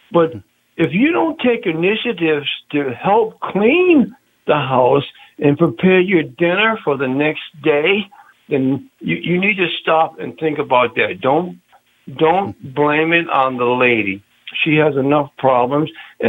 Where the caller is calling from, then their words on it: New Haven, Connecticut, United States; I'm calling from New Haven, Connecticut.